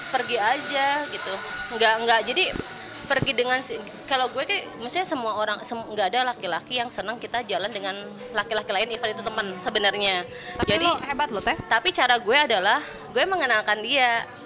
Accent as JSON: {"language": "Indonesian", "town": "Sukabumi", "region": "West Java", "country": "Indonesia", "tie": "born or raised there", "said": "gue punya waktu untuk pulang ke Sukabumi biasanya gitu ya pulang kampung"}